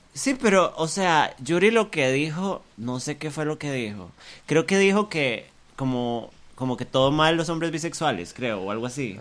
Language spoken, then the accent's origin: Spanish; Costa Rica; nosotros como colectivo, Tico